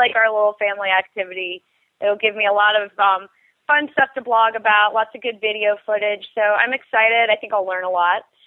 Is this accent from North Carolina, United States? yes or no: yes; North Carolina, United States; I'm from North Carolina.